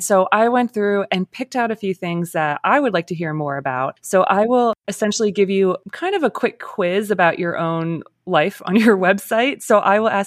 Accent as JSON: {"language": "English", "region": "Pennsylvania", "country": "United States", "tie": "born or raised there", "moved": "yes", "lives_now": "Cleveland, United States", "said": "I grew up in Pennsylvania"}